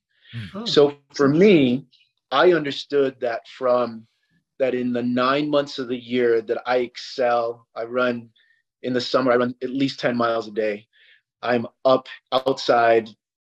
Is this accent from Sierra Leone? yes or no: yes; Sierra Leone; moved away; I'm from Africa. I'm from Sierra Leone, which is on the equator